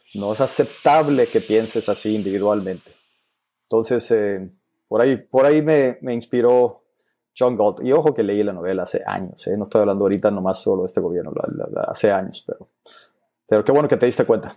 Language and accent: Spanish; Agua Prieta, Sonora, Mexico; moved away; Vengo de un pueblo de Sonora que se llama Guaprieta, Sonora, que está en el norte, es frontera.